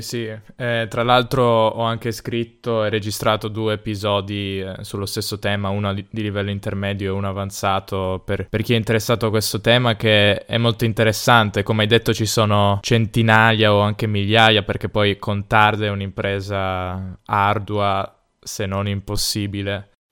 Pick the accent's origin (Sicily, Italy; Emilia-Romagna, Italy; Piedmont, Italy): Piedmont, Italy